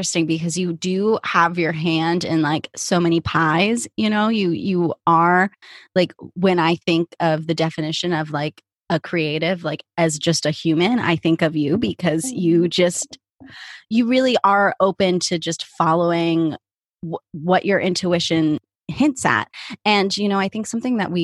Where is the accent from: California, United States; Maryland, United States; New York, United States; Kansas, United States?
Kansas, United States; moved away; I'm from Kansas originally